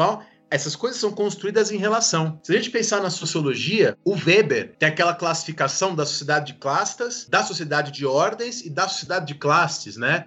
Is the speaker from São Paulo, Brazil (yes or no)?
yes; São Paulo, Brazil; eu nasci no Campo Limpo, na periferia, fui batizado na igreja do Largo 13, na zona sul de São Paulo. E quando eu era criança, o meu pai era professor